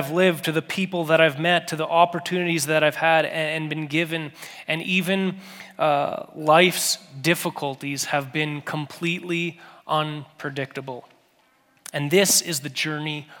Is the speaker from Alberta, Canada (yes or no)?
no; Steinbach, Manitoba, Canada; moved away; I grew up in a little town called Steinbach, Manitoba.